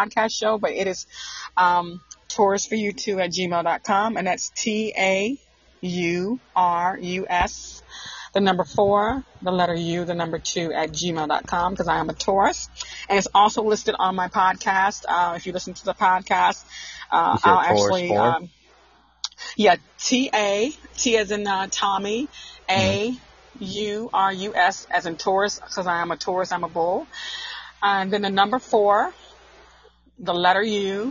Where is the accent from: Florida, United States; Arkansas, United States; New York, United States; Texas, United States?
Arkansas, United States; moved away as an adult; also born or lived in Newport News, Virginia; I'm from the country. I'm from Arkansas.